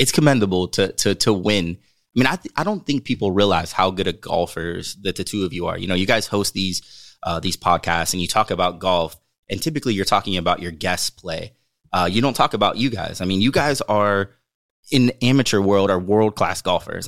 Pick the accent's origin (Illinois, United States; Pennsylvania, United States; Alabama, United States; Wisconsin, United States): Pennsylvania, United States; Western; also born or lived in Uniontown, Pennsylvania; growing up in Western Pennsylvania